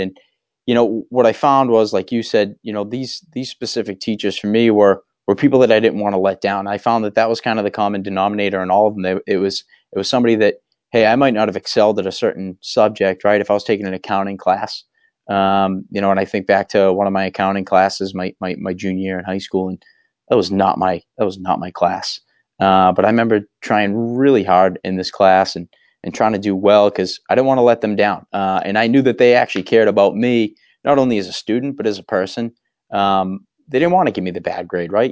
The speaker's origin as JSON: {"language": "English", "town": "Waltham", "region": "Massachusetts", "country": "United States", "tie": "born or raised there", "said": "I grew up in Waltham."}